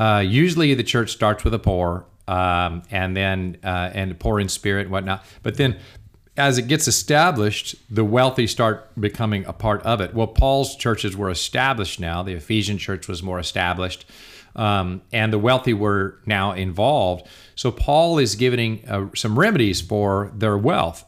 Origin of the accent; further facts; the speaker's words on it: United States; I'm an American.